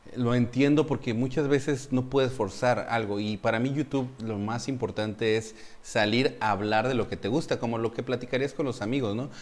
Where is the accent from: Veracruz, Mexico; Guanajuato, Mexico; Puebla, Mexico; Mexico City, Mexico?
Mexico City, Mexico; moved away as an adult; now in Dominican Republic; yo soy de la Ciudad de México